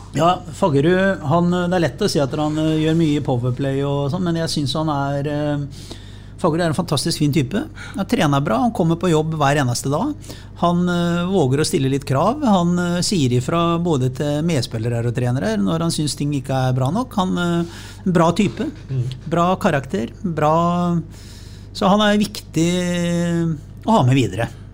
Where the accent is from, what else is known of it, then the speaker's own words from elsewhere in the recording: Sarpsborg, Østfold, Norway; jeg som sarping